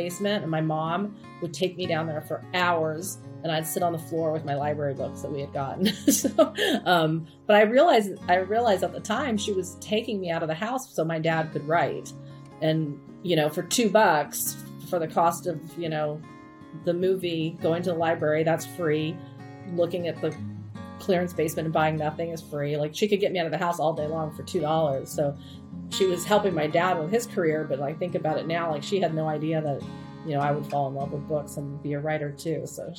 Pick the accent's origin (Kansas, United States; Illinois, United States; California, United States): Kansas, United States; Wichita; I grew up in Wichita, Kansas, and, you know, kind of had, at the time, a rundown downtown.